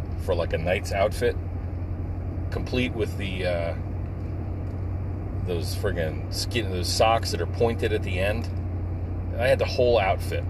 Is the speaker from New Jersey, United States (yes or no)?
yes; New Jersey, United States; moved away as an adult; now in Pennsylvania, United States; I grew up in Jersey